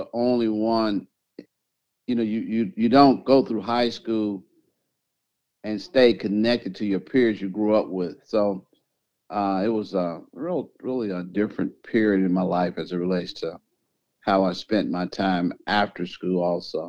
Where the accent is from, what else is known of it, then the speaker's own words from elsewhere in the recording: Indianapolis, Indiana, United States; Born and raised in Indianapolis, grew up on the west side, Riverside area, lived in the same house